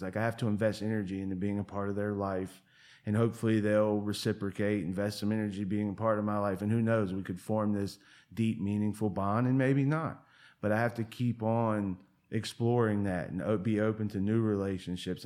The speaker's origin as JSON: {"language": "English", "town": "Portsmouth", "region": "Virginia", "country": "United States", "tie": "born or raised there", "moved": "as an adult", "lives_now": "Asheville, United States", "said": "I tell everybody in Asheville I'm from Virginia Beach because I grew up in a town called Portsmouth"}